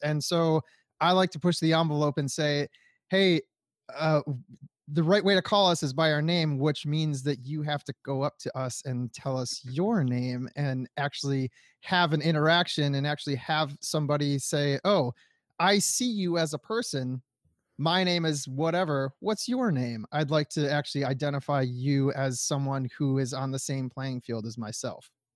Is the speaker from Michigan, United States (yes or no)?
yes; Detroit, Michigan, United States; my family, we're from Detroit, Michigan